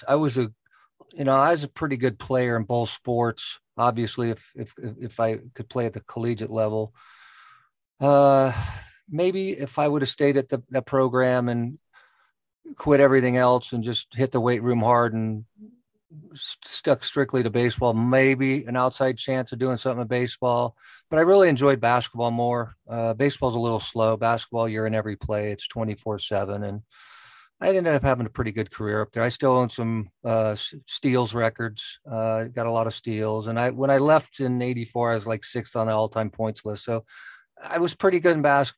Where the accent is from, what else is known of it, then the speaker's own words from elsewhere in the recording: Las Vegas, Nevada, United States; I was born and raised in Las Vegas, Nevada. So I've been here my entire life